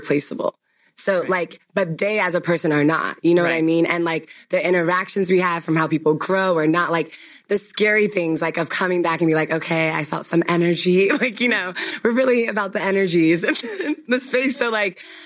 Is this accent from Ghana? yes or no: yes; Ghana; I'm Ghanaian